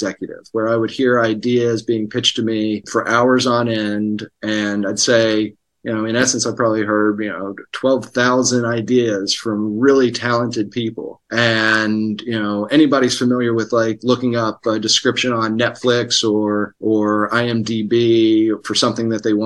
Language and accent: English; Hurricane, West Virginia, United States; moved away as an adult; now in Los Angeles, United States; I'm from Hurricane and grew up in Putnam County.